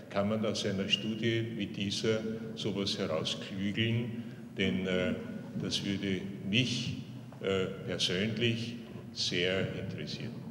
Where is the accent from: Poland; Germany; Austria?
Austria; Carinthia; Ich bin ein Kärntner. Ich kann mir einfach nicht vorstellen, nicht in Kärnten begraben zu sein.